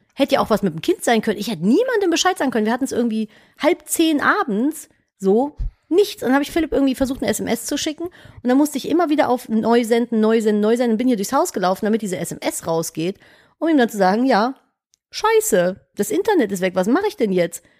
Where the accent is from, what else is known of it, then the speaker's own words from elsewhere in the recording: Cologne, North Rhine-Westphalia, Germany; Ich komme halt aus Köln